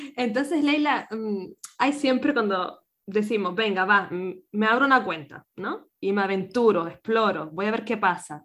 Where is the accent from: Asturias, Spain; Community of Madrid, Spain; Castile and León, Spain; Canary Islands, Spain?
Canary Islands, Spain; moved away as an adult; now in Vienna, Austria; nací en Canarias